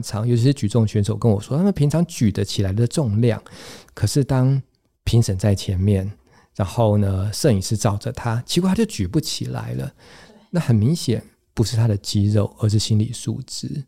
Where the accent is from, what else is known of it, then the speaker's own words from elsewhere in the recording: Taiwan; 原来对我们台湾人来讲，这个概念还是相当相当的陌生